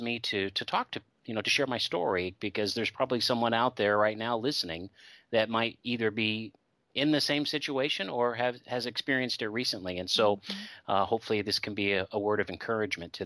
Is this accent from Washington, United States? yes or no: yes; Seattle, Washington, United States; moved away; I grew up in the Seattle, Washington area